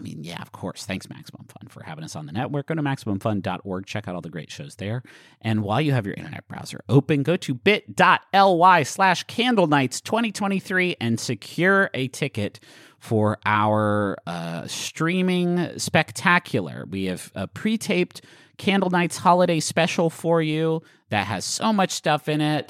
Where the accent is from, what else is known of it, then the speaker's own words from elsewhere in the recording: West Virginia, United States; everyone I grew up with in West Virginia